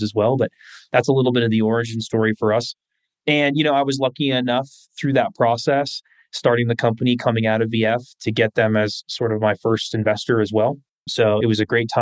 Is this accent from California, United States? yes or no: yes; Bay Area, California, United States; growing up in the Bay Area